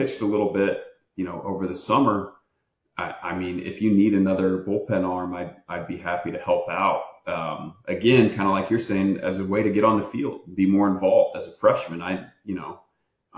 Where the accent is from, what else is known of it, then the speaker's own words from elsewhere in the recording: Kokomo, Indiana, United States; Kokomo, Indiana, my hometown